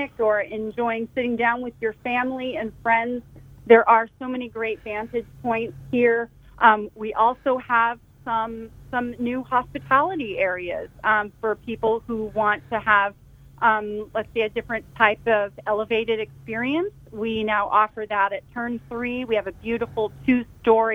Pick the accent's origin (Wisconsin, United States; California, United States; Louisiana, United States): California, United States; Carmel Valley; I grew up in Carmel Valley. And, in fact, my family moved here in the mid-70s because of Laguna Seca